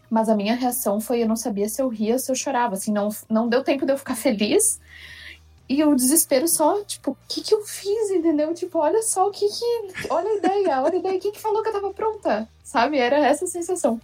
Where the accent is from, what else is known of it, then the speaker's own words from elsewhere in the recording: Rio Grande do Sul, Brazil; eu sou do Rio Grande do Sul, então o sotaque com certeza vai tá diferente de todo